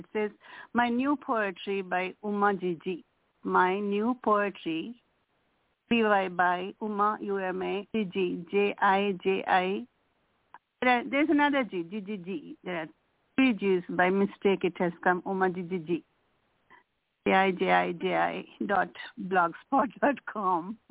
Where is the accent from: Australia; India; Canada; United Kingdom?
India; English is a second language; moved away; I'm physically from India, but my mind, my soul is from here, from this land